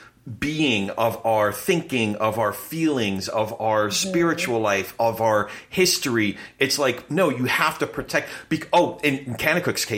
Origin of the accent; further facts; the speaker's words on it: Manalapan, New Jersey, United States; my family's all from Brooklyn, but I grew up in Freehold, or the Freehold area. We were in Manalapan